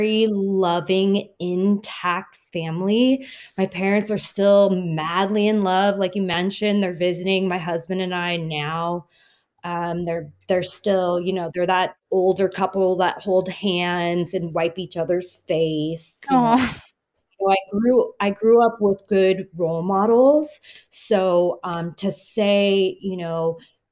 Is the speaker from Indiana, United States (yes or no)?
no; Southern California, United States; I was born and raised in Southern California